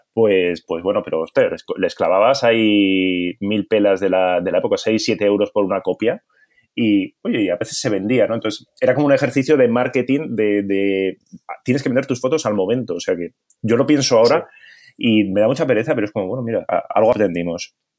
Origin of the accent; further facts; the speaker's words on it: Bilbao, Basque Country, Spain; now in Barcelona, Spain; soy de Bilbao